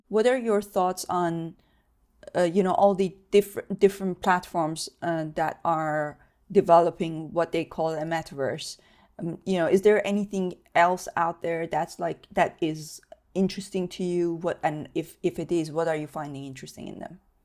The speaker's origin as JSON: {"language": "English", "country": "Iran", "tie": "born or raised there", "moved": "yes", "said": "I grew up in Iran"}